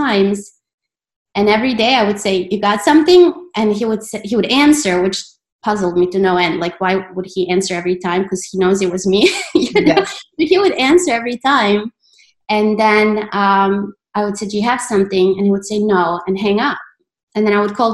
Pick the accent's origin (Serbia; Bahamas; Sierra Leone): Serbia; Belgrade; moved away as an adult; now in United States; I was born in Belgrade and then I moved to the States. Mm-hmm. When I was 18